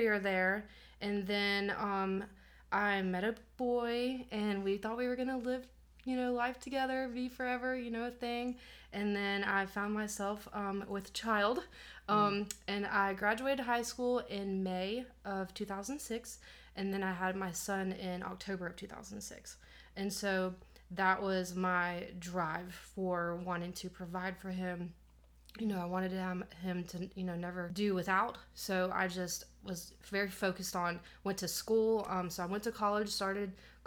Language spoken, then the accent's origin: English; Jefferson, Georgia, United States; moved away as an adult; also born or lived in Athens, Georgia; now in Anderson, United States; I was born in Athens, raised in the Jefferson area right outside of Athens